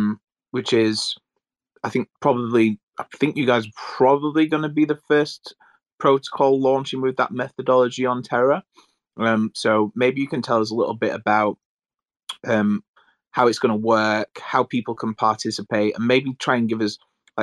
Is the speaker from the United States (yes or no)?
no; United Kingdom; as a Brit